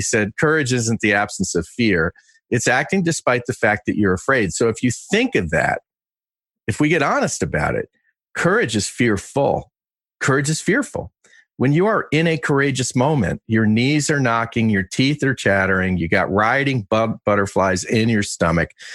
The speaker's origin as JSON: {"language": "English", "area": "Westchester County", "region": "New York", "country": "United States", "tie": "born or raised there", "said": "I won the Westchester County Diving Championships three times where I grew up in New York"}